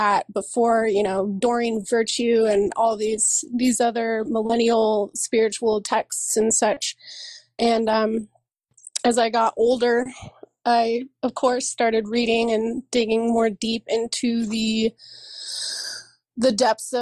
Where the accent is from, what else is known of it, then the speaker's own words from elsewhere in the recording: San Diego, California, United States; moved away as an adult; also born or lived in Los Angeles / Santa Cruz / Oakland; now in Oregon, United States; I grew up in San Diego